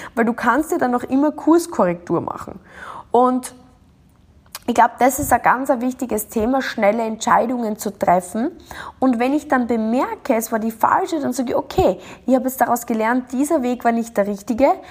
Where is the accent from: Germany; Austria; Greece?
Austria; das kleine Dorf in Österreich, wo ich herkomme